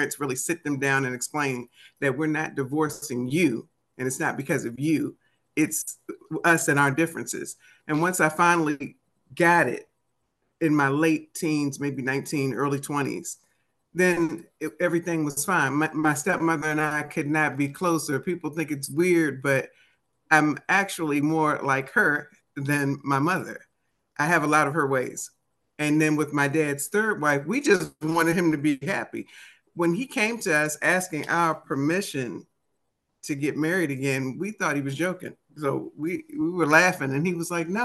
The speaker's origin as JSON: {"language": "English", "town": "Oxon Hill", "region": "Maryland", "country": "United States", "tie": "born or raised there", "also_born_or_lived": "Washington, D.C.", "accent": "DC accent", "said": "I am from the DMV. D.C., Maryland"}